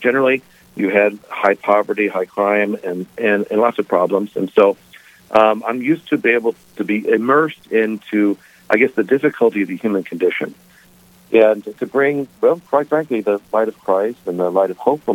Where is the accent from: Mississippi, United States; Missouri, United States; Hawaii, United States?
Missouri, United States; St. Louis; also born or lived in Belcourt, North Dakota; now in Grafton, United States; I grew up in St. Louis, Missouri